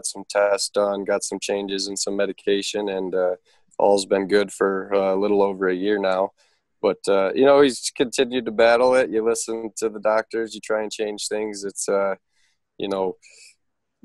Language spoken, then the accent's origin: English; Toledo, Ohio, United States; it's my hometown